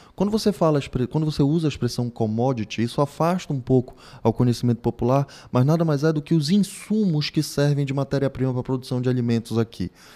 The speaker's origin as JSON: {"language": "Portuguese", "region": "Pará", "country": "Brazil", "said": "Vivemos no Brasil, estamos em território nacional, somos paraenses"}